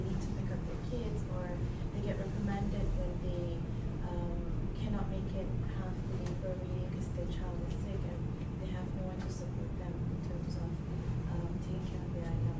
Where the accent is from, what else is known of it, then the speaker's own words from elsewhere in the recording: Malaysia; I'm from Malaysia